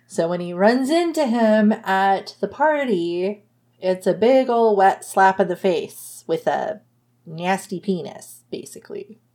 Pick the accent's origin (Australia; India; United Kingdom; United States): United States; I'm American.